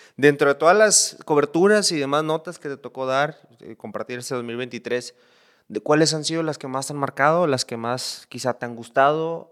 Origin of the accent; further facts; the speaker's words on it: La Paz, Baja California Sur, Mexico; de La Paz